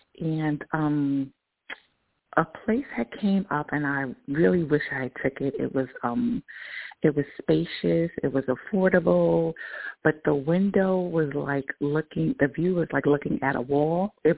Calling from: New York, United States; I am in New York.

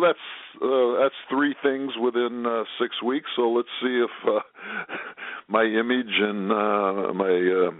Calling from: Japan; I'm calling in from Japan, you only live twice line, land, I should say, only live twice land.

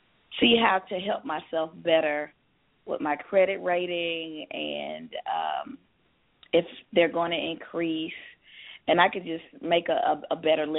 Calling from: Georgia, United States; I'm calling from Georgia.

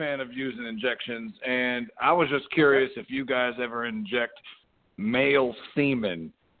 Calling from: Wilmington, Delaware, United States; I'm calling from Wilmington, Delaware.

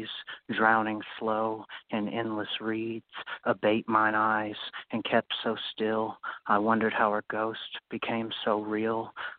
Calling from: Louisville, Kentucky, United States; I'm from Louisville, Kentucky.

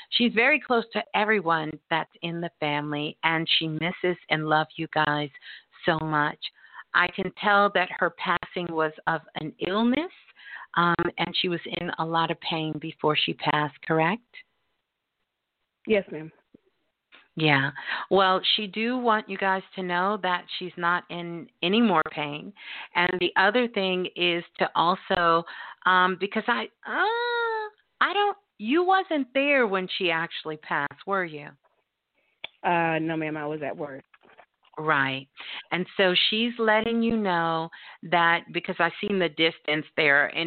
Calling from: San Francisco, California, United States; I'm calling from San Francisco.

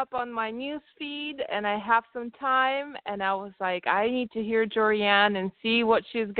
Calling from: Lincoln, Nebraska, United States; moved away as an adult; I'm calling from Portland, Oregon, but I do know you from Lincoln, Nebraska.

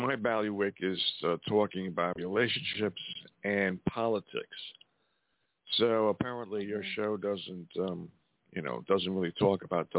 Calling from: Montana, United States; I'm calling from Montana.

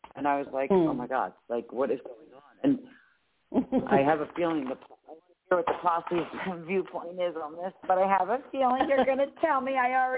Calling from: Philadelphia, Pennsylvania, United States; It's … from Philadelphia, Pennsylvania.

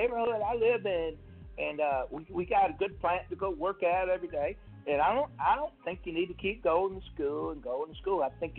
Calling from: Mississippi, United States; I'm calling from Mississippi.

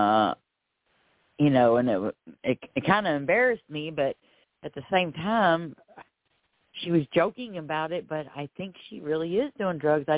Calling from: Florida, United States; I'm calling from Florida.

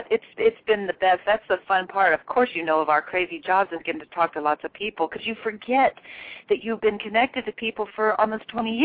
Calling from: New York City, New York, United States; Hi, I'm calling from New York City.

